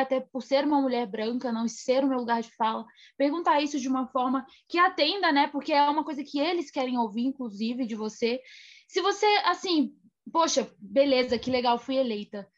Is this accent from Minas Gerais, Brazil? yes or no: yes; Minas Gerais, Brazil; na cidade onde eu nasci, em Minas Gerais